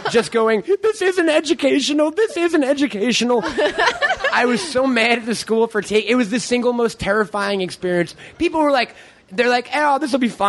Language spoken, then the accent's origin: English; Long Island, New York, United States; I'm from Long Island